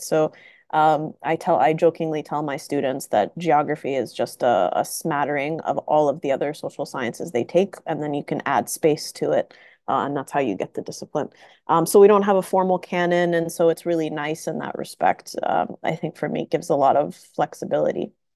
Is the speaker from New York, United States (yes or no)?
no; Tennessee, United States; moved away as an adult; also born or lived in Saudi Arabia / Washington, D.C. / East Coast; now in California, United States; we came to the US when I was five, and uh, I grew up in Tennessee